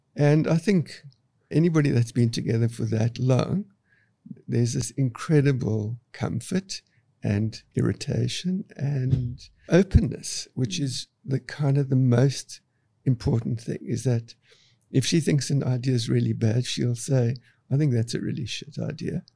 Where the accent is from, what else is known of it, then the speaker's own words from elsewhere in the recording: Cape Town, Western Cape, South Africa; I grew up in Cape Town, South Africa